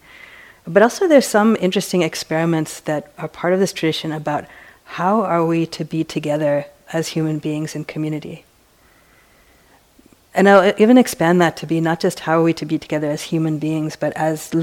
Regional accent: East Coast, United States; now in San Francisco, United States; I've come from San Francisco. But I grew up on the East Coast

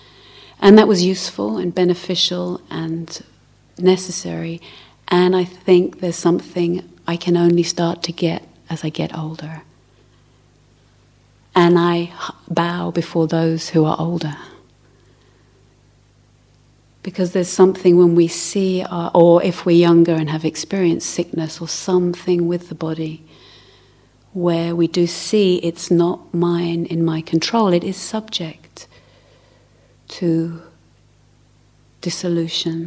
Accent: London, United Kingdom; I grew up in South London

